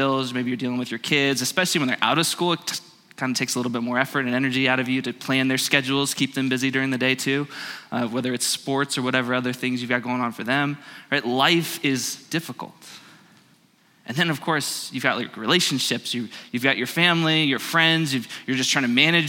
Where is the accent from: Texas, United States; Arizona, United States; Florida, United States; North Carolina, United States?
Arizona, United States; Phoenix; I grew up in Phoenix